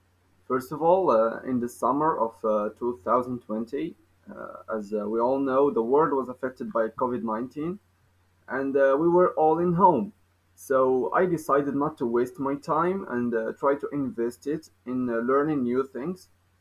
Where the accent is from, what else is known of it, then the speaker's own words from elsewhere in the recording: Morocco; English is a second language; also born or lived in Kenitra, Morocco / Meknes, Morocco; I'm from Morocco. I live in Kenitra. I am 19 years old.